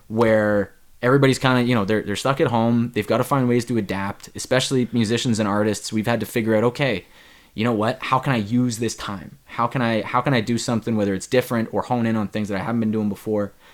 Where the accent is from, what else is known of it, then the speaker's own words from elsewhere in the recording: Ontario, Canada; my my home province of Ontario